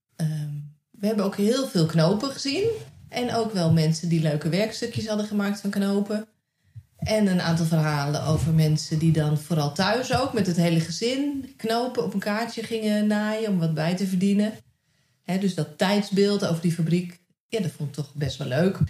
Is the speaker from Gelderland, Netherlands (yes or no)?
yes; Nijkerk, Gelderland, Netherlands; moved away; wij uit Nijkerk zijn weggegaan